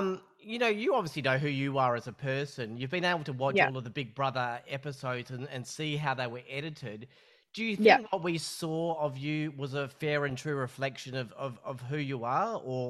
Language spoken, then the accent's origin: English; Perth, Western Australia, Australia; That's my hometown of Perth.